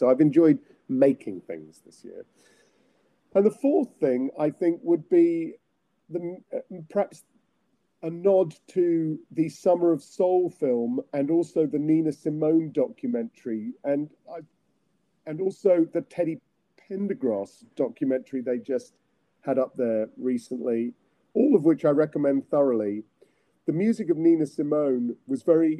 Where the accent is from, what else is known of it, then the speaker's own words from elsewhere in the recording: England, United Kingdom; I'm English